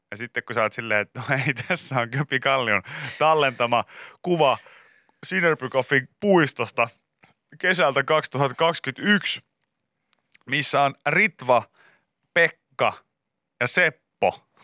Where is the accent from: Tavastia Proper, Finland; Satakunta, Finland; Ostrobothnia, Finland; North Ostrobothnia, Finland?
Satakunta, Finland; Pori; suuri osa ihmistä tietää, että olen kotoisin Porista